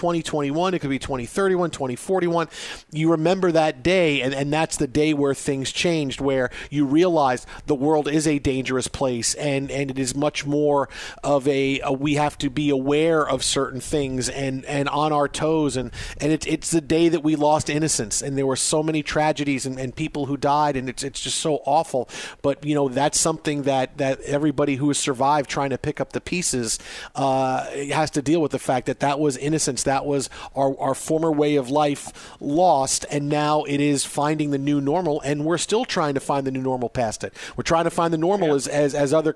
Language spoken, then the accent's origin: English; New York City, New York, United States; I grew up on Staten Island